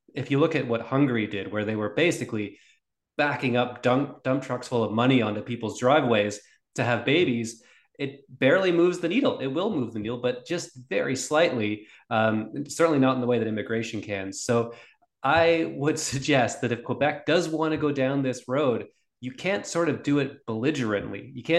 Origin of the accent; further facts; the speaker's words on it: Scotland, United Kingdom; born there; I was born in Scotland, and I think probably if I lived in Scotland, I would be a sovereigntist of some kind.